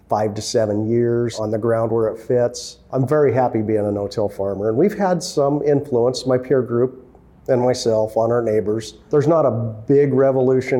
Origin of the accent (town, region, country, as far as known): Monmouth, Oregon, United States; born or raised there; also born or lived in Indiana